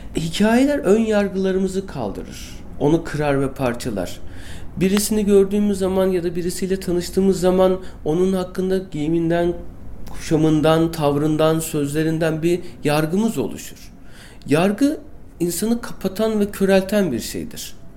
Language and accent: Turkish; Istanbul, Turkey; also born or lived in Bostancı, Istanbul; bin dokuz yüz seksen yılında Çağlayan'da iki artı bir bir evde doğdum